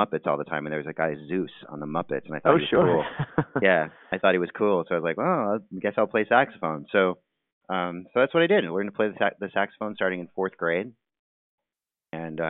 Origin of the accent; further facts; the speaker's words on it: Cheektowaga, New York, United States; now in Redlands, United States; I'm actually originally from Buffalo, New York. I grew up in a suburb of Buffalo, Cheektowaga.